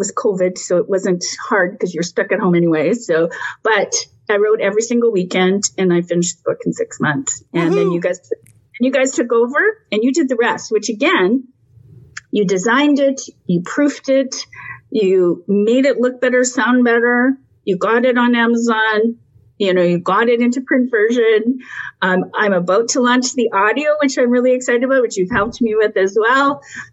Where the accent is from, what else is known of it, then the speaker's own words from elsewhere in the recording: Canada; I'm Canadian